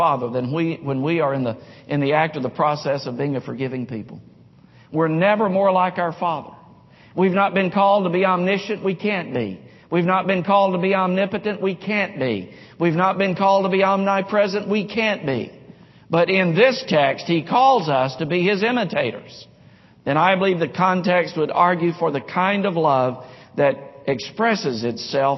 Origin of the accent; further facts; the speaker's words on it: Nashville, Tennessee, United States; Growing up in Nashville in the 5th and 6th grade, played baseball all through school, all through high school, but when I was a kid, we'd play pickup baseball games in a cove, a cul-de-sac off of James Road, James Court in Nashville, West Nashville.